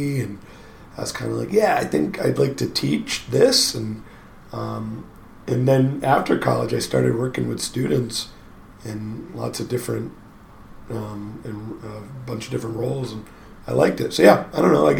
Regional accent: East Coast, United States; moved away as an adult; also born or lived in Portland, Oregon; now in Oregon, United States; I'm from the East Coast. Drove out here with friends to Oregon.

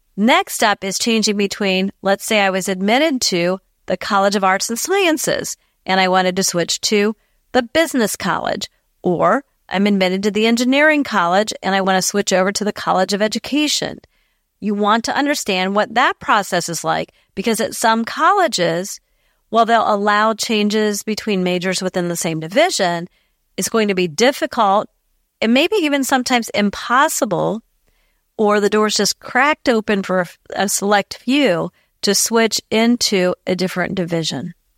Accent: Ohio, United States; my home state of Ohio

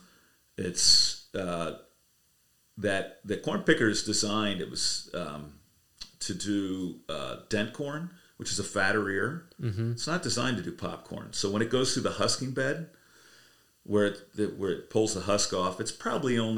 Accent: Ohio, United States; now in South Royalton, Vermont, United States; I grew up out in Ohio

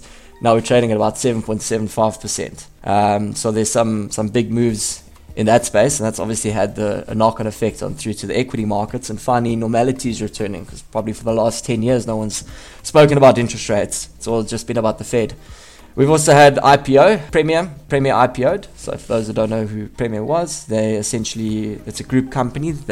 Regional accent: South Africa; as a South African

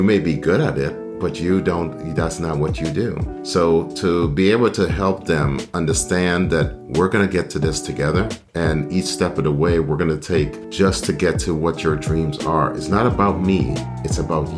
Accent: D.C. area, Maryland, United States; moved away as an adult; also born or lived in Guyana / South Carolina / Delaware; now in Tampa, United States; I was born in Guyana in South America. That's when I came to the United States when I was 10 years old, to the Maryland, D.C. area. It was a very hustle bustle, you know, but that was where I spent most of my elementary school, middle school, high school

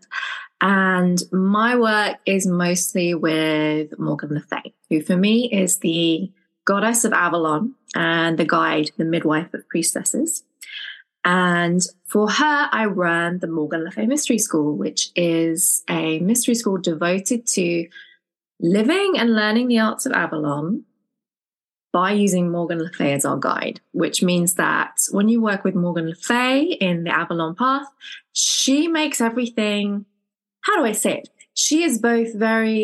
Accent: England, United Kingdom; I'm from England

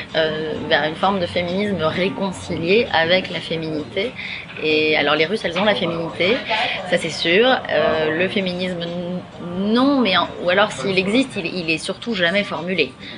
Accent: France; quand on est française

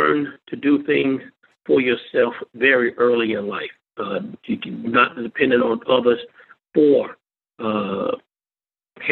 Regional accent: York, Alabama, United States; I grew up in the Millville community, which is outside of York, Alabama.

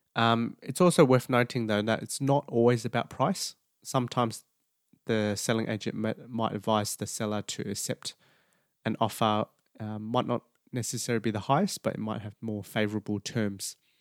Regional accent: New South Wales, Australia; New South Wales predominantly, just because that's my home state

